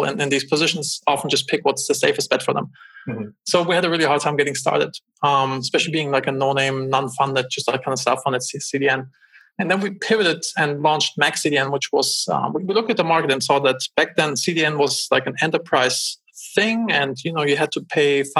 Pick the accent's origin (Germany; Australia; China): Germany; moved away as an adult; also born or lived in Los Angeles, United States; now in United States; I'm originally from Germany.